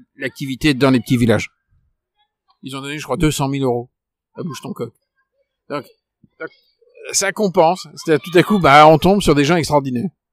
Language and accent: French; Paris, Île-de-France, France; en tant que Parisien